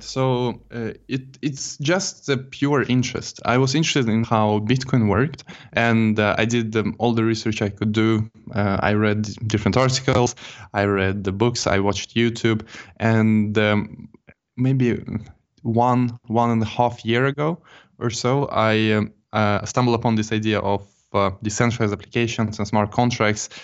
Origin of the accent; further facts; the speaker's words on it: Jönköping, Jönköping County, Sweden; moved away; also born or lived in Stockholm; I'm not originally from Stockholm. I'm from a town called Jönköping, and it's a bit south of Stockholm